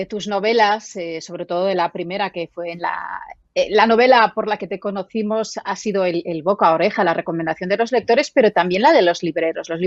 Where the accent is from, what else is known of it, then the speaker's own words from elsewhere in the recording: Barcelona, Catalonia, Spain; yo soy de Barcelona